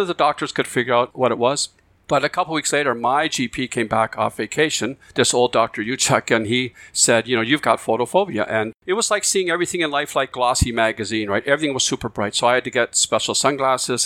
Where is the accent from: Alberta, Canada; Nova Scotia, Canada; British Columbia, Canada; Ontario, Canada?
Nova Scotia, Canada; Cape Breton; accent: Cape Bretoner; now in Victoria, Canada; I grew up in Cape Breton, Nova Scotia, on the East Coast